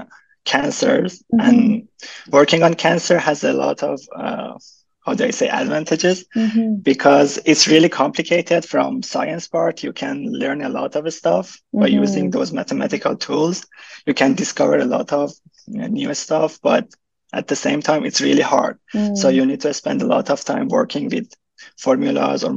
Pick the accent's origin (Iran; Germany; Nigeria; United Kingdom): Iran; moved away as an adult; now in Vancouver, Canada; I'm from Iran